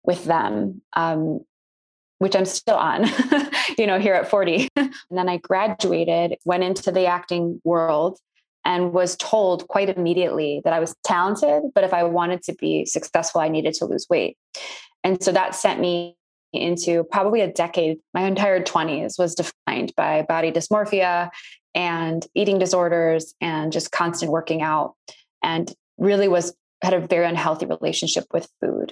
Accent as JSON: {"language": "English", "area": "North Shore suburbs of Chicago", "region": "Illinois", "country": "United States", "tie": "born or raised there", "said": "I grew up in the North Shore suburbs of Chicago"}